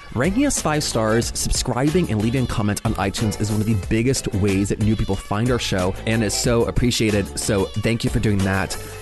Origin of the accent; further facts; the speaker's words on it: the South, United States; growing up queer in the South